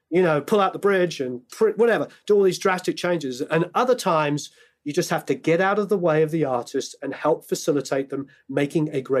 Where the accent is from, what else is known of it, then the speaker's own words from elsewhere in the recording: England, United Kingdom; I'm English, so I grew up on …, like most kids in England.